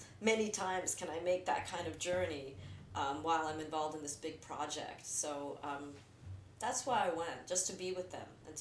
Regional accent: New Jersey, United States; born or raised there

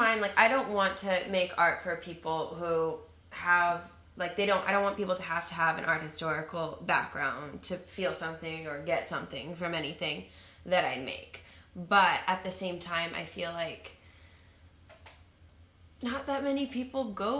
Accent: California, United States; accent: LA accent; now in New York, United States; growing up in California, moving to New York

